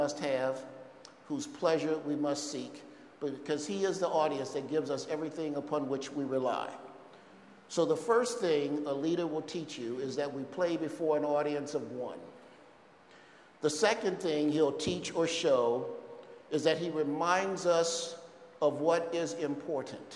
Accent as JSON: {"language": "English", "town": "Chicago", "region": "Illinois", "country": "United States", "tie": "born or raised there", "said": "growing up in Chicago"}